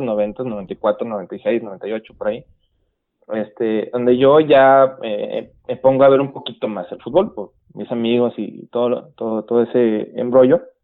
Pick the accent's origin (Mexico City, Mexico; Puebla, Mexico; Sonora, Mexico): Sonora, Mexico; Guaymas; moved away as an adult; also born or lived in Los Mochis, Sinaloa; now in San Luis Río Colorado, Mexico; soy sonorense, eh, criado en Guaymas, Sonora, y ahorita residiendo en San Luis Río, Colorado